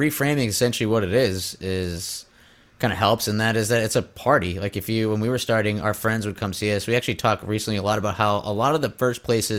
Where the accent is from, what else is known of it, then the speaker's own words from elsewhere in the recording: Scranton, Pennsylvania, United States; We grew up in Scranton, Pennsylvania